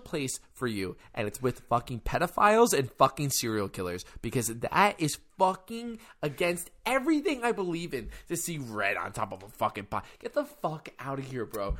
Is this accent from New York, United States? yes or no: yes; New York, United States; I'm from New York